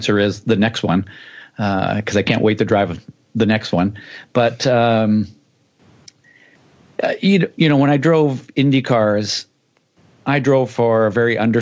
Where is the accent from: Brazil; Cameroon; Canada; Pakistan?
Canada; Vancouver, British Columbia; Vancouver, my hometown.